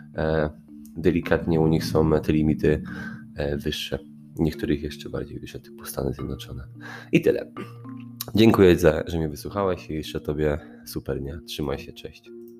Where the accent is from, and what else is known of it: Poland